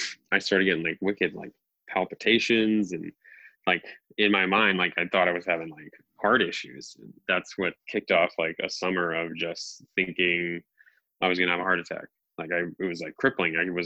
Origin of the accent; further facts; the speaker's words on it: New England, United States; I'm obviously from New England. I live in Massachusetts